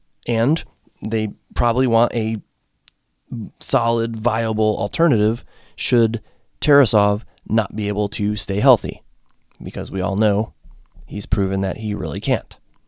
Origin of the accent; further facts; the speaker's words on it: New England, United States; I grew up in New England, so heading back there.